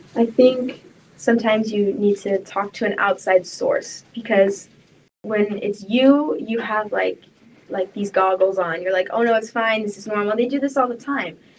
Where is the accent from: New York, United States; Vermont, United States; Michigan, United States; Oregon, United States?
Oregon, United States; I grew up in Oregon